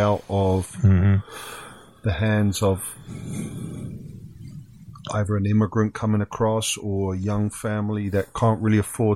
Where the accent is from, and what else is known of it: England, United Kingdom; born or raised there; now in Canada